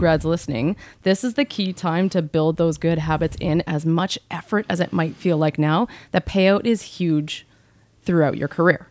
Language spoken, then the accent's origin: English; Canada; born or raised there